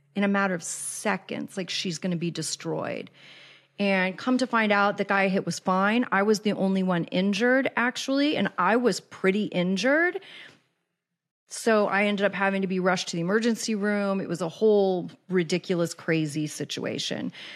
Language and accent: English; Kansas City, Missouri, United States; moved away as an adult; also born or lived in Los Angeles; I was born and raised in Kansas City